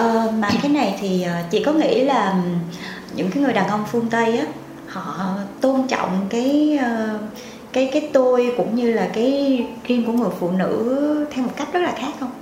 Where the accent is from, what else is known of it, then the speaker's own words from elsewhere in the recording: My Tho, Tiền Giang, Vietnam; về quê của em em ở dưới mỹ tho